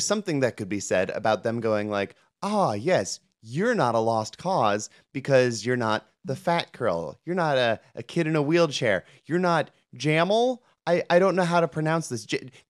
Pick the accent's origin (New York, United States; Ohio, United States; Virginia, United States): Ohio, United States; Cleveland; Like, I'm from Cleveland.